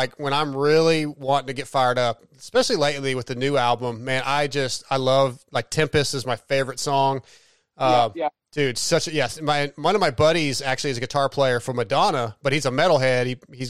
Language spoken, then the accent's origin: English; California, United States; now in Texas, United States; I'm in Texas, dude, but I'm from Southern California originally.